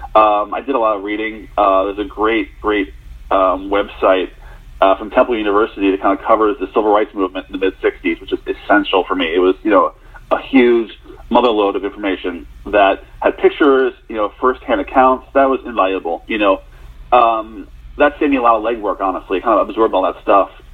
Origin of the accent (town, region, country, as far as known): Philadelphia, Pennsylvania, United States; born or raised there